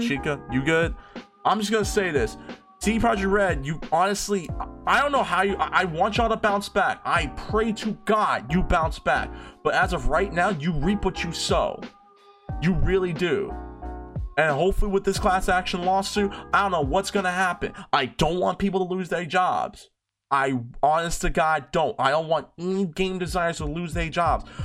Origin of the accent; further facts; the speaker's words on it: United States; I'm American. We say Jice